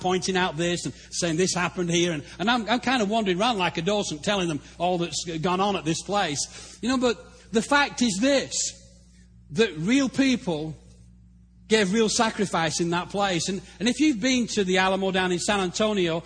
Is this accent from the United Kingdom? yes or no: yes; England, United Kingdom; moved away as an adult; also born or lived in Africa; now in Texas, United States; Being English